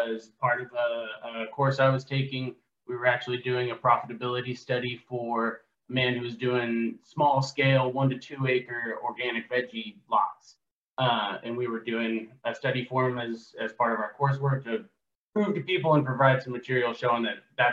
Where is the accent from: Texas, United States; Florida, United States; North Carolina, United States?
Texas, United States; Southlake; moved away as an adult; now in Oklahoma, United States; I was originally born South Lake, Texas, born and raised in the Dallas-Fort Worth area